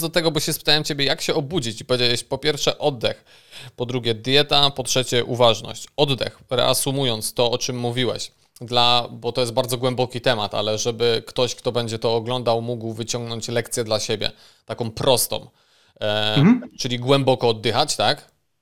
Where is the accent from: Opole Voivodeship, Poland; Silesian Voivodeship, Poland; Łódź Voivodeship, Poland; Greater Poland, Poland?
Silesian Voivodeship, Poland; Bytom; jestem z Bytomia